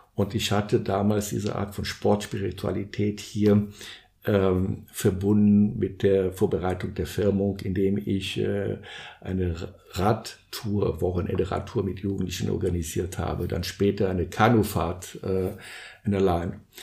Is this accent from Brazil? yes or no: yes; São Paulo, Brazil; moved away; also born or lived in Guarujá; Ich bin in Brasilien geboren und aufgewachsen. Und äh, wir wohnten in São Paulo.